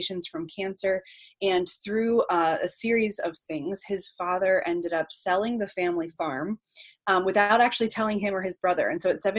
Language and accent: English; Lancaster County, Pennsylvania, United States; I am from Lancaster County